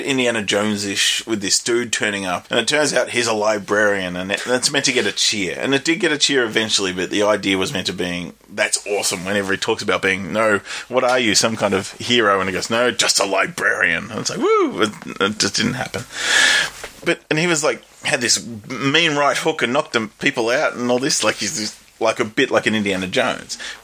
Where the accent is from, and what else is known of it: Australia